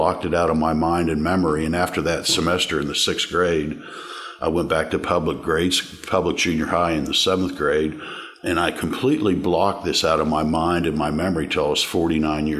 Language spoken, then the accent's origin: English; Overland Park, Kansas, United States; I grew up in Overland Park, Kansas, on the eastern edge of Overland Park, Kansas.